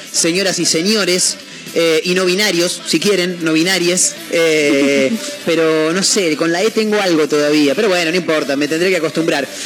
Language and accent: Spanish; Argentina; somos argentinos.